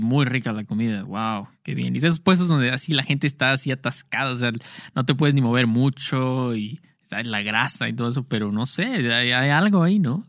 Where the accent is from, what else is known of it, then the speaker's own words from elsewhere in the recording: Mexico; Soy un outcast a la sociedad mexicana.